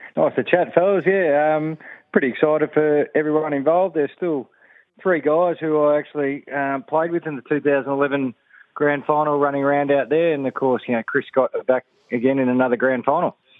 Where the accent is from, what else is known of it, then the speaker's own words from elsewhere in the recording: Geelong, Victoria, Australia; I grew up in Geelong